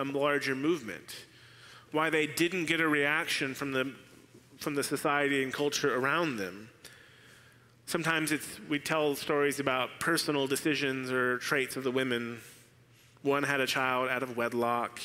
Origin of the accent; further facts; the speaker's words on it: Arizona, United States; Arizona, my home state